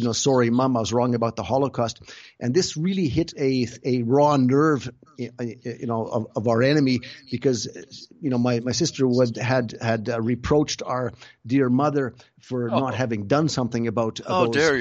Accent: Canada; moved away as an adult; now in Germany; We both grew up in Canada. Like our family, we grew up in Canada, but and then I moved to Germany in 1985 already

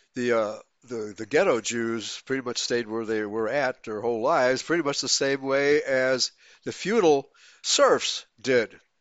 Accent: Germany; I was born in Germany in nineteen forty-six

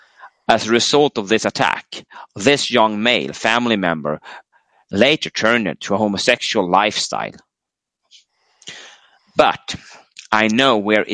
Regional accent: United States; As a teenage male growing up in America in the sexual revolution 70s, I was targeted by older males.

